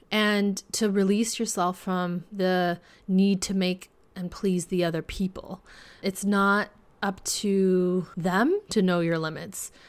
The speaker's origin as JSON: {"language": "English", "region": "California", "country": "United States", "said": "my home state of California"}